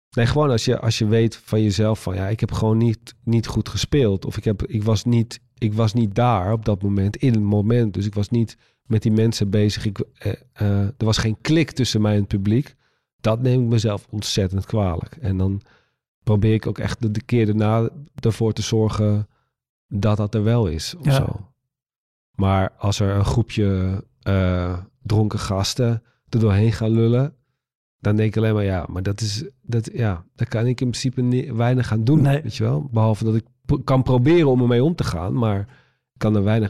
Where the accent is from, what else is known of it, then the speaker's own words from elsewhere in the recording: Waddinxveen, South Holland, Netherlands; moved away; toen woonde ik nog in Waddingsveen, eh, waar ik vandaan kom